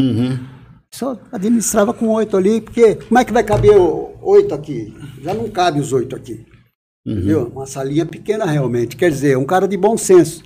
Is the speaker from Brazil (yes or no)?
yes; Manduri / Bernardino de Campos / Osasco, São Paulo, Brazil; Bernardino de Campos, onde eu nasci, fui morar em Bernardino de Campos, que é perto de Piraju, e para Osasco em 1963.